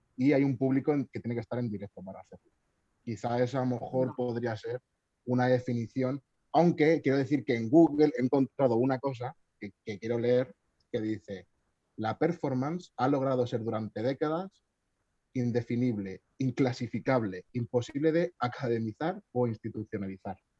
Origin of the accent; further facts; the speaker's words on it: Albacete, Castilla-La Mancha, Spain; Yo creo que soy de Albacete.